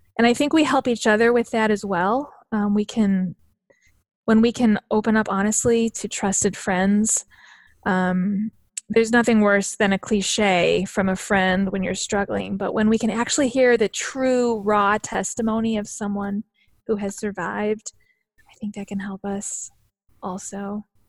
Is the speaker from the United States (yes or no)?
yes; northern Wisconsin and Minnesota, United States; now in Illinois, United States; I actually grew up in, um, northern Wisconsin and Minnesota